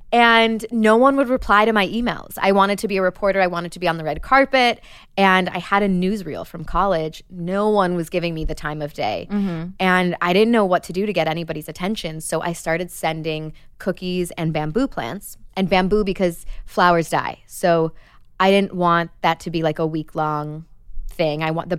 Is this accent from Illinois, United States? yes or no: yes; Chicago, Illinois, United States; First of all, it's so Midwest. I'm from Chicago, like a small town of 8,000 people outside of the city. And growing up, my mom sold mortgages.